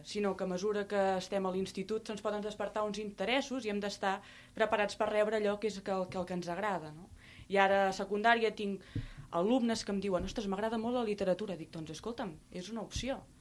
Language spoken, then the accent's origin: Catalan; Reus, Catalonia, Spain; a Reus, la ciutat d'on sóc